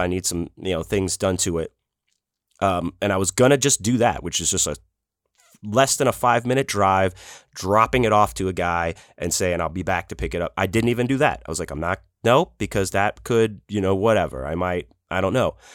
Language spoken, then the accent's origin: English; Houston, Texas, United States; growing up in Houston